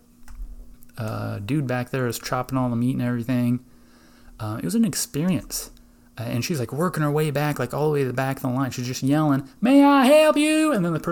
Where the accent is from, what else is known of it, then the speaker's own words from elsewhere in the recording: Iowa, United States; I'm from Iowa